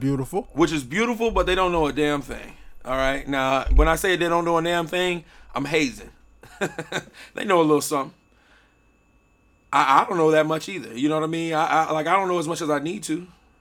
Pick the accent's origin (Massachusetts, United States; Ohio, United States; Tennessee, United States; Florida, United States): Florida, United States; Miami; I grew up in Miami. I remember.